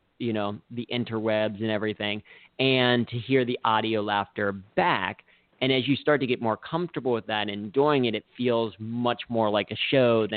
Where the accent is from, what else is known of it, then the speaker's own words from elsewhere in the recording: Cincinnati, Ohio, United States; I grew up in Cincinnati